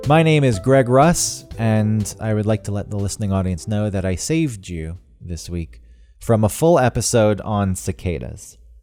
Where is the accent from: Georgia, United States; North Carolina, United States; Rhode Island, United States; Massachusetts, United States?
Georgia, United States; now in New York, United States; as a kid growing up in Georgia where there's already a lot more bugs because it's so humid and hot